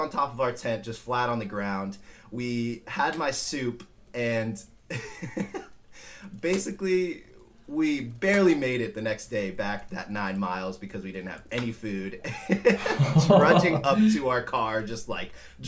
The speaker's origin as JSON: {"language": "English", "town": "Simi Valley", "region": "California", "country": "United States", "tie": "born or raised there", "said": "I am born and raised in Simi Valley"}